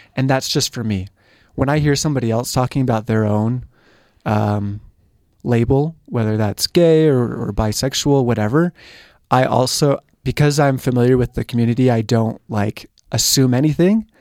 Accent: San Diego, California, United States; moved away; I'm from San Diego, California area

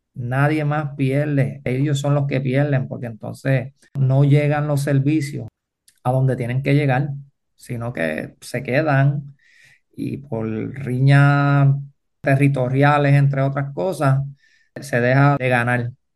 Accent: Manatí, Puerto Rico; Yo pues vengo de Manatí

